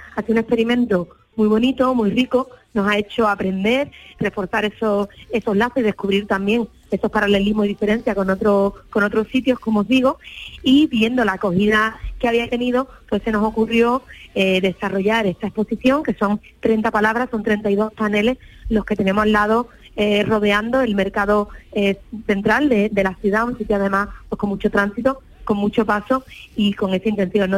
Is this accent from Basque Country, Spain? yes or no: no; Cádiz, Andalusia, Spain; accent: Gaditano / Andalusian; con nuestra habla, tanto la gaditana como la andaluza